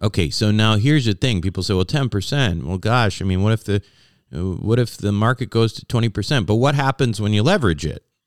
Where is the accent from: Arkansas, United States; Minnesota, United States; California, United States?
Minnesota, United States; moved away; I lived in Minnesota. I grew up in Minnesota. But I haven't lived in Minnesota uh, for probably at least 30 years.